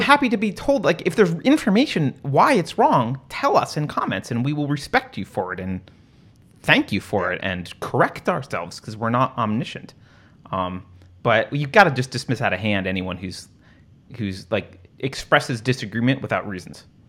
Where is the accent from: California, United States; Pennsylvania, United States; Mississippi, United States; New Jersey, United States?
California, United States; moved away